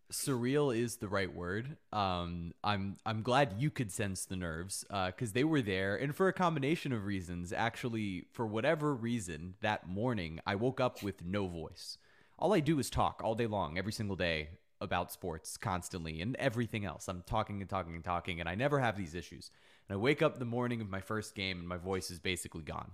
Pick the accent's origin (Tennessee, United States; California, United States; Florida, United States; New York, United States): Florida, United States; South; I grew up in South Florida